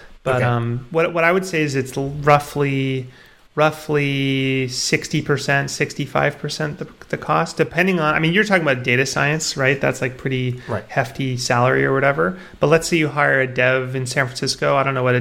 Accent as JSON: {"language": "English", "country": "Canada", "tie": "born or raised there", "said": "I'm Canadian. Okay. I grew up here"}